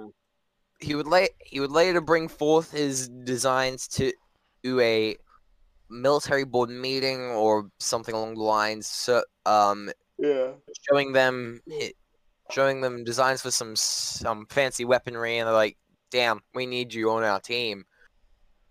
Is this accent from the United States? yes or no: no; Australia; I'm Australian